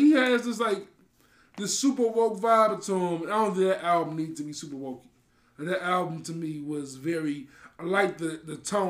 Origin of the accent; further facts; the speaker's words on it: Maywood, Illinois, United States; I am from Maywood by way of Maywood.